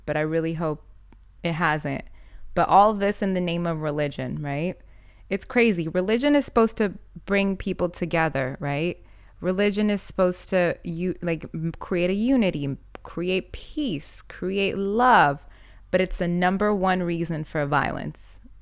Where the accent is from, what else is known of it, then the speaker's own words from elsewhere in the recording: United States; I'm born in America